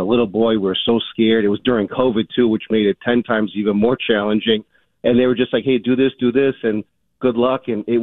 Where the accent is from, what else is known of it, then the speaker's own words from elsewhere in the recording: Framingham, Massachusetts, United States; now in Albany, United States; I grew up in Framingham, Massachusetts